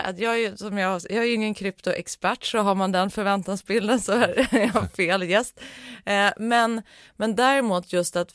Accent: Norrland, Sweden; Ursprungligen så är jag uppvuxen i, i Norrland, men det var ju väldigt länge sedan.

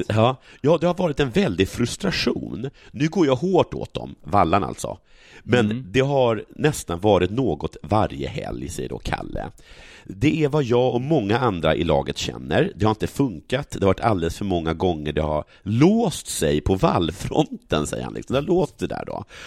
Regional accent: Sågmyra, Dalarna County, Sweden; en by bredvid Sågmyra, där jag kommer ifrån

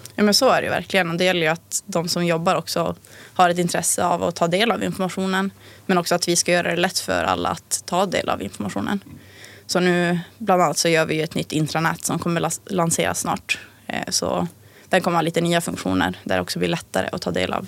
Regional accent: Tärendö, Norrbotten County, Sweden; also born or lived in Umeå; now in Pajala, Sweden; jag kommer från Tärende från början

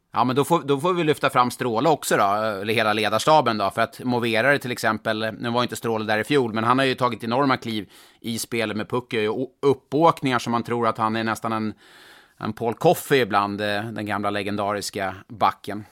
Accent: Stockholm, Stockholm County, Sweden; jag är stockholmare från början

